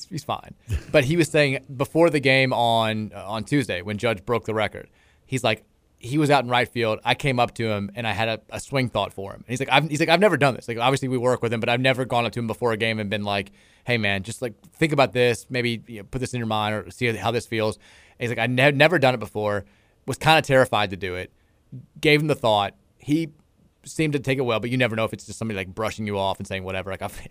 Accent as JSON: {"language": "English", "region": "California", "country": "United States", "said": "I'd never been to Kentucky. I had no expectations. I'm from California."}